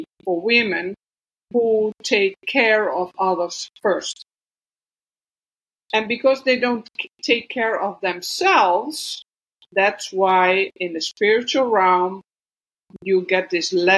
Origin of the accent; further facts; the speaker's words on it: Netherlands; English is a second language; moved away as an adult; I was born in the Netherlands, in the middle of the Netherlands. And but I left my country like 2 years ago in 2021.